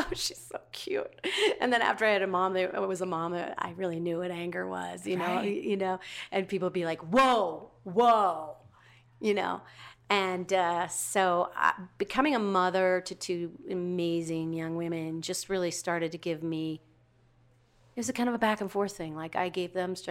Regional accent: Minnesota, United States; moved away; I came from Minnesota

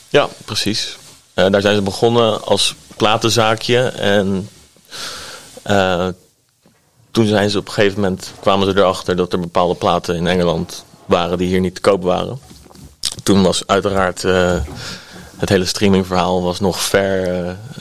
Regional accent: Delft, South Holland, Netherlands; opgegroeid in Delft. Uh, wonen nu ook nog eh, bij Delft in de buurt

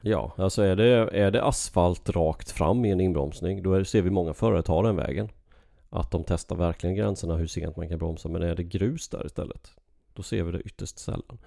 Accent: Sweden; moved away; hemma i Sverige

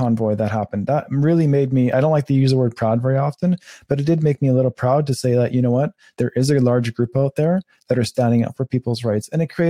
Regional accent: Canada; And as a Canadian, I've never seen this country like this

